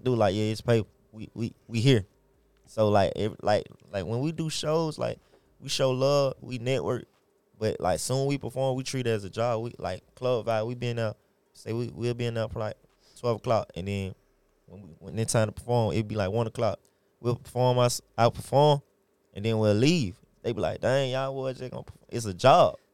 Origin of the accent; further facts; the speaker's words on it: Atlanta, Georgia, United States; I'm born and raised in Atlanta, Georgia, from the west side to the east side